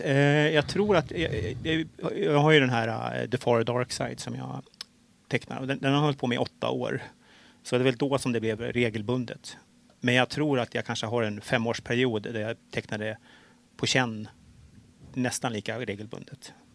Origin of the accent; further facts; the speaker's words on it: Stockholm, Stockholm County, Sweden; jag är ju stockholmare